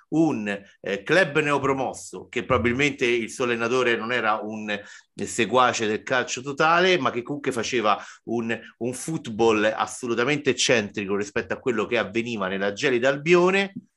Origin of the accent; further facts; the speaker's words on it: Rome, Lazio, Italy; che sono romano, vivo a Roma